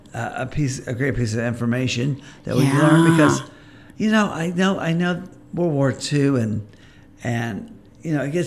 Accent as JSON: {"language": "English", "region": "Florida", "country": "United States", "tie": "born or raised there", "moved": "yes", "lives_now": "Vincennes, Indiana, United States", "said": "I grew up in Florida in the elementary school"}